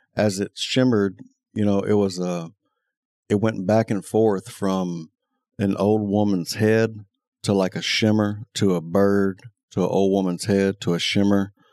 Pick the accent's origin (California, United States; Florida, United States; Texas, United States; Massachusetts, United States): Texas, United States; Taylor; growing up in Taylor, running with all kind of different people